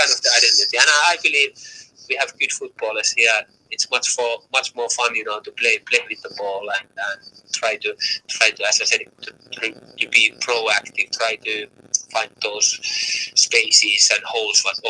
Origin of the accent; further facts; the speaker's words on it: Finland; English is a second language; moved away as an adult; now in Tromsø, Norway; I had very good 4 years, you know, back my home country in Finland.